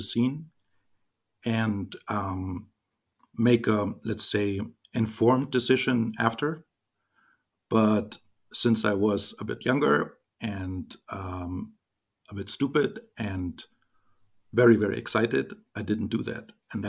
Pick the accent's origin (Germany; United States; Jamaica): Germany; I was born and raised in Germany, 44 years old